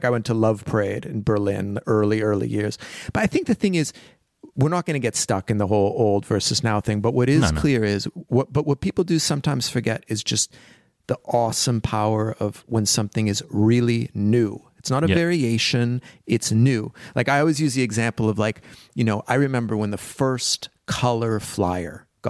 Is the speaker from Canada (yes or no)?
yes; Canada; I was young and I come from Canada and you'd save all your money